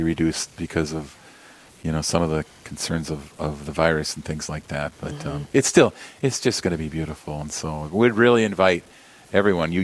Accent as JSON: {"language": "English", "town": "Yankton", "region": "South Dakota", "country": "United States", "tie": "born or raised there", "said": "I grew up in Yankton, South Dakota"}